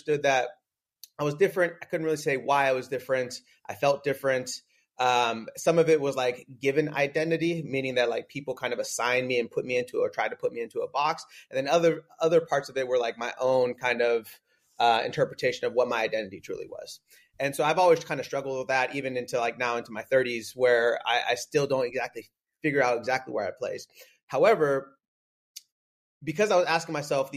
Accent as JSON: {"language": "English", "region": "Northern California", "country": "United States", "also_born_or_lived": "San Diego", "said": "I'm originally from Northern California"}